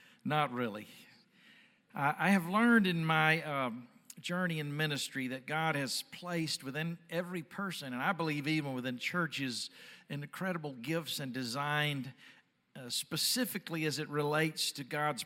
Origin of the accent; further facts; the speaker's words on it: Dallas, Texas, United States; I'm from Dallas